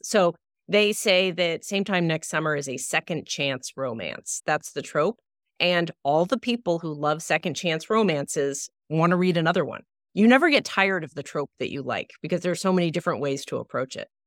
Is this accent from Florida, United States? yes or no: no; Los Angeles, California, United States; I grew up in Los Angeles, so my childhood really took place largely at the beach.